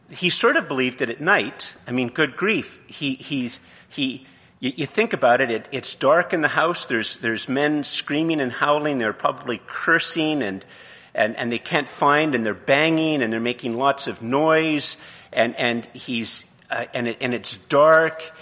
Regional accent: Canada; I'm married, you know, I have a degree, I'm Canadian, you know

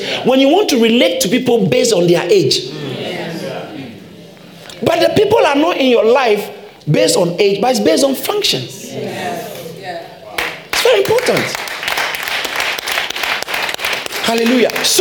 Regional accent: Ghana; I grew up in Ghana

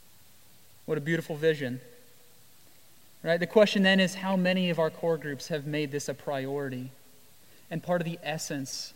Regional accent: Iowa, United States; also born or lived in Jamaica; now in Washington, D.C., United States; I grew up in Iowa.

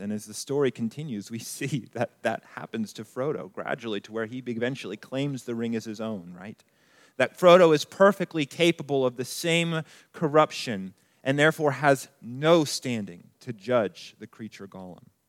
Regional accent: Colorado Springs, Colorado, United States; moved away as an adult; I grew up here in Colorado Springs

